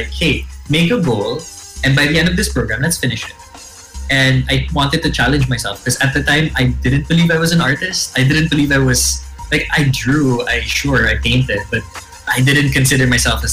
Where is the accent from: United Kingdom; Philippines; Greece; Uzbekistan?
Philippines; also born or lived in Siargao; I am Filipino